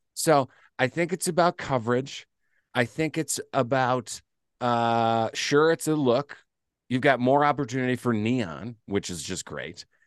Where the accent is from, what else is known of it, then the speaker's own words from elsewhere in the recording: Midwest, United States; I'm from the Midwest